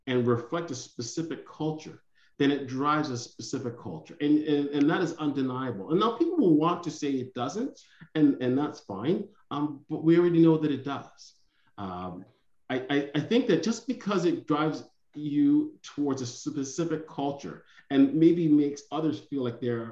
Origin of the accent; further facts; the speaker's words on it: Pickering, Ontario, Canada; I grew up in Pickering